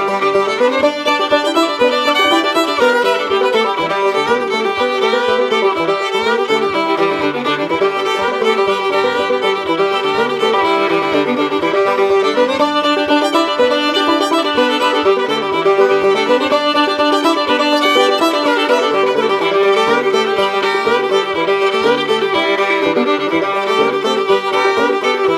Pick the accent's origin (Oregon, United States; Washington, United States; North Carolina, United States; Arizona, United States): Oregon, United States; now in Philadelphia, United States; I'm originally from Oregon, uh-huh. but I never played any old time music out here. I didn't play any until I moved to Philly